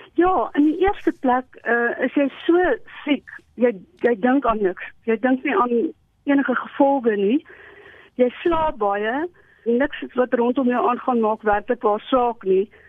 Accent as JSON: {"language": "Afrikaans", "town": "Potchefstroom", "region": "North West", "country": "South Africa", "tie": "born or raised there", "also_born_or_lived": "Primrose East, Germiston", "moved": "as an adult", "lives_now": "Loxton, South Africa", "said": "ek het groot geword in die laerskool in Primrose Oos en daarna as ek in my hoërskool en my studente daar maar die hele tyd in Potchefstroom gewees"}